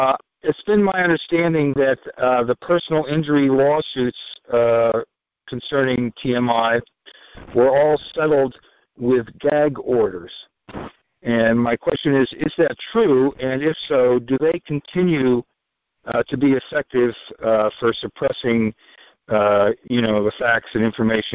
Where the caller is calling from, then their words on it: Vermont, United States; I'm calling from Vermont, way up north, almost in Canada.